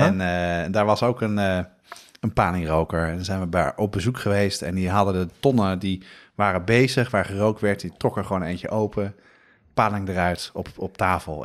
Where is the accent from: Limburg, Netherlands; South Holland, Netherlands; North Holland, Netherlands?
North Holland, Netherlands; Amsterdam; Ik ben opgegroeid op de Nieuwmarkt in Amsterdam.